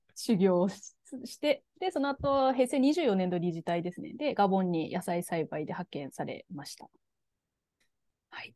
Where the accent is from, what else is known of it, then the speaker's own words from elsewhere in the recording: Aomori, Japan; also born or lived in Gabon; 私、青森っていう雪国で生まれ育ってて